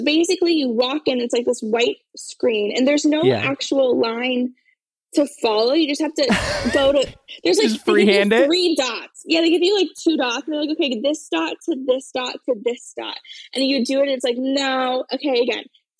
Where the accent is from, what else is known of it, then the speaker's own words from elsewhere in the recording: Florida, United States; now in Los Angeles, United States; I'm from Florida, and now I live in LA, but I'm from Florida